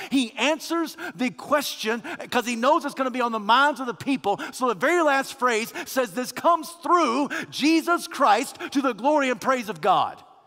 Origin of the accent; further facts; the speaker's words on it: Kentucky, United States; now in Alabama, United States; I was born and raised in Kentucky, of all places.